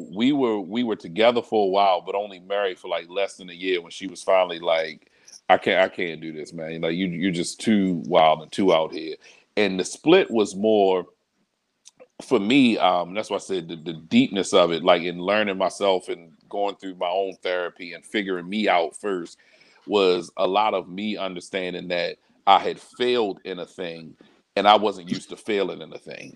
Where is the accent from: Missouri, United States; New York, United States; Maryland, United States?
Maryland, United States; Baltimore; I'm I'm born and raised in Baltimore. I'm I'm everything Baltimore, Northeast Baltimore.